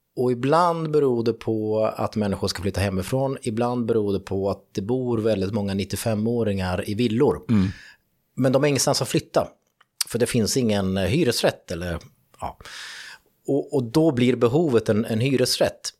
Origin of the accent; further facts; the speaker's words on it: Fagersta, Västmanland, Sweden; jag kommer ju från Fagersta